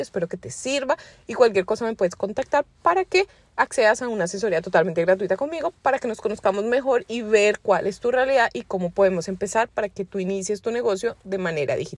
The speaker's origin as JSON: {"language": "Spanish", "country": "Colombia", "moved": "yes", "lives_now": "United States", "said": "sabes que soy colombiana, pero yo vivo en Estados Unidos"}